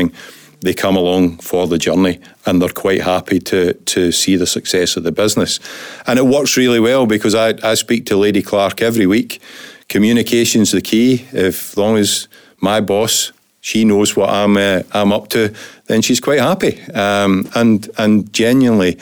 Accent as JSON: {"language": "English", "region": "west of Scotland", "country": "United Kingdom", "said": "We live in Scotland. We're from Scotland. We're from the west of Scotland."}